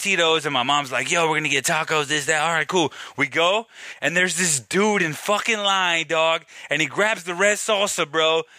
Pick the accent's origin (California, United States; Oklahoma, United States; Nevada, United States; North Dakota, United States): California, United States; Venice; So, as a memory, as growing up, I'm from Venice.